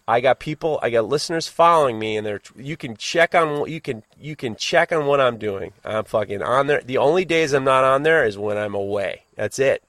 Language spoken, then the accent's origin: English; United States; as an American